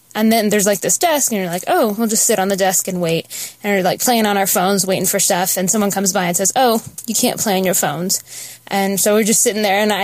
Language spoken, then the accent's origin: English; Southeast Michigan, United States; moved away as an adult; now in North Carolina, United States; Last time I called in 2012, I was from Southeast Michigan